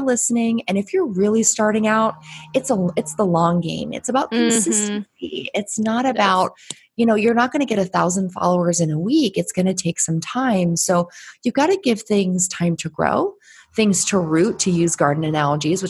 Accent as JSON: {"language": "English", "region": "Connecticut", "country": "United States", "moved": "as an adult", "lives_now": "Barbados", "said": "I'm originally from Connecticut. So I moved here."}